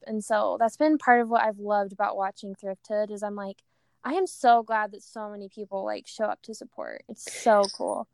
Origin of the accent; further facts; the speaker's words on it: near Rexburg, Idaho, United States; now in Provo, United States; I grew up in Idaho and the closest town was Rexburg.